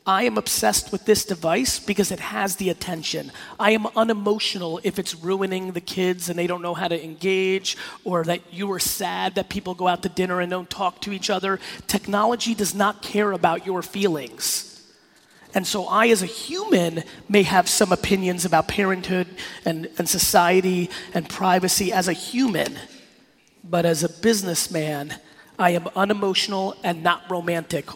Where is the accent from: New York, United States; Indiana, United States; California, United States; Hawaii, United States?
New York, United States; New York City; born or raised there; also born or lived in Belarus